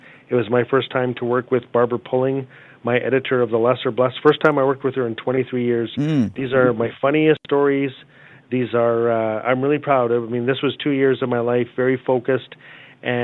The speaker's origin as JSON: {"language": "English", "town": "Fort Smith", "region": "Northwest Territories", "country": "Canada", "said": "I'm from Fort Smith, Northwest Territories"}